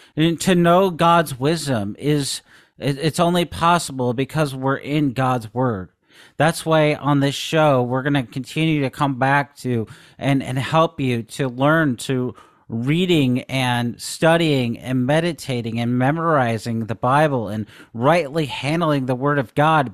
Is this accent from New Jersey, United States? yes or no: no; Seattle, Washington, United States; growing up in Seattle